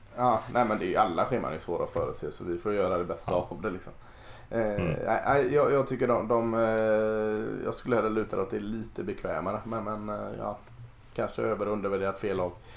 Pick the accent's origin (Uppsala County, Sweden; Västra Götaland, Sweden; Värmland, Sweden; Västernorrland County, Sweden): Västra Götaland, Sweden; Gothenburg; det är jag som är göteborgare